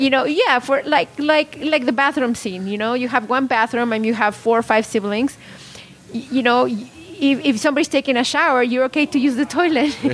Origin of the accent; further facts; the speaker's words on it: Puebla, Mexico; moved away as an adult; now in Salinas, United States; I'm not from Salinas. I grew up in Mexico, born and raised in Puebla